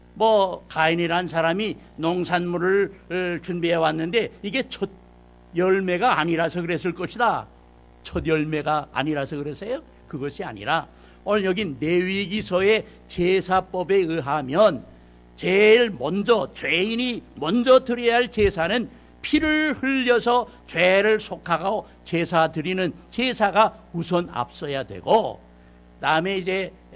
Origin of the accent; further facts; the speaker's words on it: South Korea; 우리 한국 사람이 한국말로 말하면은